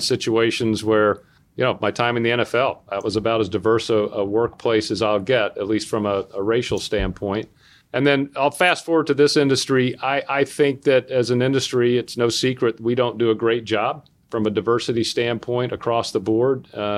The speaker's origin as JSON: {"language": "English", "region": "the South", "country": "United States", "tie": "born or raised there", "said": "I grew up in the South. I grew up in the South in the 60s. So I grew up in a time when schools were still completely segregated in my hometown."}